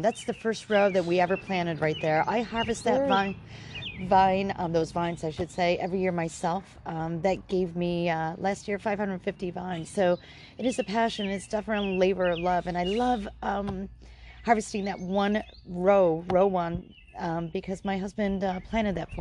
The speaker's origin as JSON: {"language": "English", "region": "upstate New York", "country": "United States", "tie": "born or raised there", "also_born_or_lived": "California / Berkeley, California", "moved": "as an adult", "lives_now": "Tarlton, United States", "said": "I'm originally from upstate New York"}